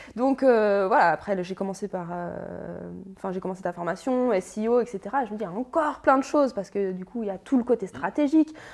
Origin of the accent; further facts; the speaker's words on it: Annecy, Auvergne-Rhône-Alpes, France; 33 ans, je viens d'Annecy.